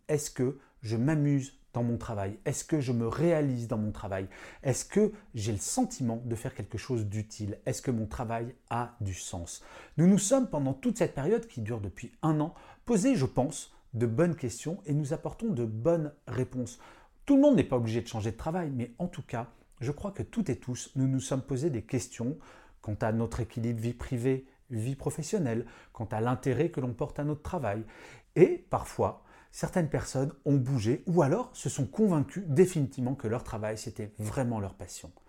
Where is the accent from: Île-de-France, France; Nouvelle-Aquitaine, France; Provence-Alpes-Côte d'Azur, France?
Île-de-France, France; Paris; je suis parisien